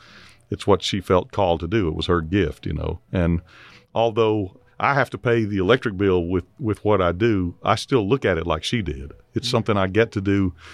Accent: Mississippi, United States; I had to go across the state line to get to a doctor's office from my hometown in Mississippi.

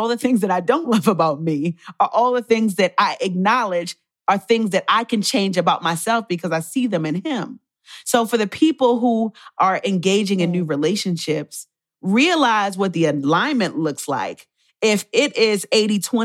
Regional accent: Baltimore, Maryland, United States; So my parents are Jamaican. My mother is Rastafarian. So I grew up in Baltimore, but in a Jamaican household.

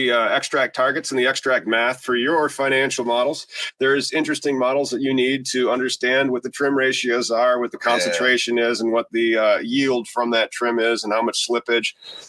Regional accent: Illinois, United States; I'm from Illinois.

